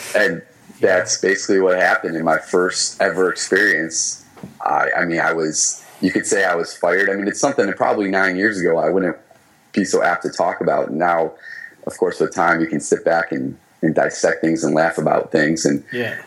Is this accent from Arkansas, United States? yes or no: no; Michigan, United States; moved away; my hometown in Michigan